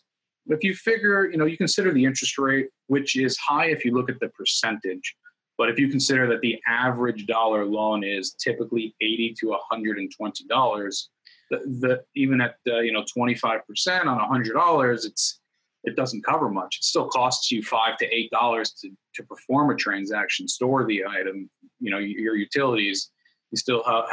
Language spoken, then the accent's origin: English; New York, United States; moved away as an adult; now in Florida, United States; we grew up in New York